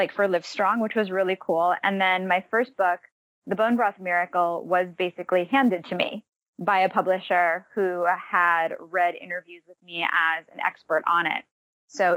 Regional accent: Massachusetts, United States; moved away; I grew up in Massachusetts

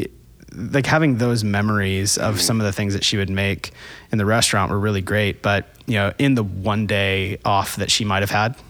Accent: Florida, United States; now in Atlanta, United States; I grew up in Florida.

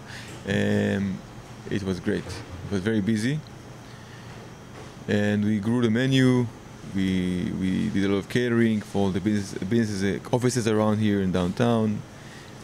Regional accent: Israel; moved away as an adult; now in San Francisco, United States; We are from Israel. And for me, in Israel, I moved here a few years ago

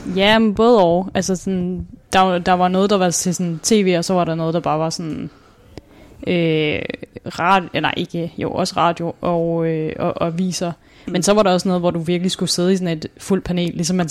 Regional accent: Svendborg, Southern Denmark, Denmark; now in Copenhagen, Denmark; Jeg er opvokset i Svendborg

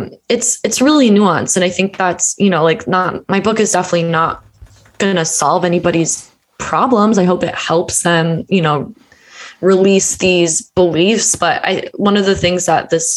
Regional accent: Deep South, United States; I was raised in the Bible Belt in the Deep South

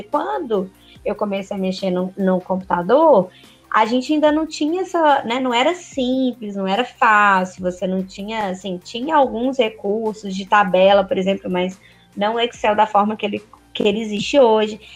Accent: Minas Gerais, Brazil; Eu sou mineira

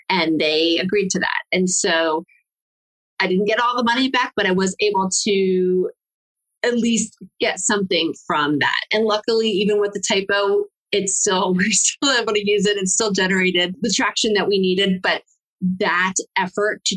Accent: Uruguay; moved away; also born or lived in Mexico; I'm from Latin America. I'm from Uruguay

